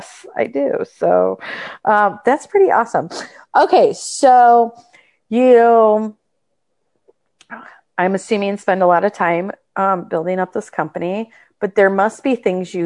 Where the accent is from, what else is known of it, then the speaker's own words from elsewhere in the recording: Michigan, United States; I'm from Michigan, and so my family is from the Upper Peninsula, so I was close to Canada